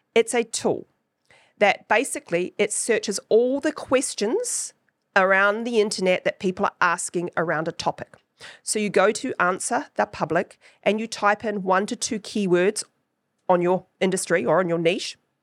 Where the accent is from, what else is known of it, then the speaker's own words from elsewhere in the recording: New Zealand; accent: Kiwi; my Kiwi accent